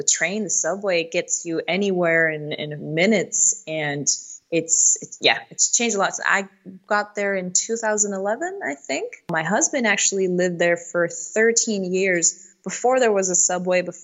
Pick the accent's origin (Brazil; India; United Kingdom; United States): United States; Miami, Florida; first language Spanish; English is a second language; moved away as an adult; also born or lived in Spain / China; I was born in Spain, but we moved to Miami when I was pretty young. I grew up speaking English and Spanish. Spanish is actually my first language